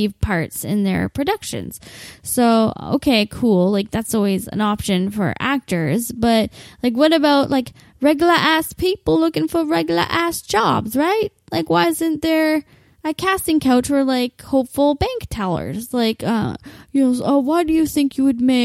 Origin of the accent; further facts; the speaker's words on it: Windsor, Ontario, Canada; I'll only be based here in my hometown of Windsor